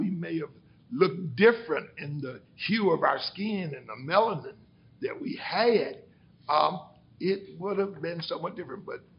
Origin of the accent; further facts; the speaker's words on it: Athens, Tennessee, United States; also born or lived in Birmingham, Alabama; we grew up in the Free Hill community